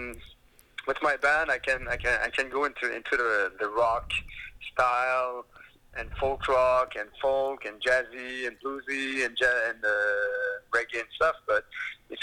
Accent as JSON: {"language": "English", "town": "Quebec City", "region": "Quebec", "country": "Canada", "tie": "born or raised there", "said": "Quebec City is my hometown"}